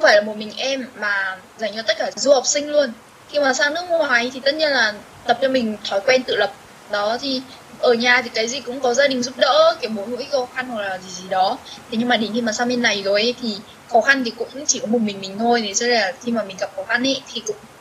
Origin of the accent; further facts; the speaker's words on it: Vietnam; moved away as an adult; now in Seoul, South Korea; đấy là quê mình quê hương mình nơi mình sinh ra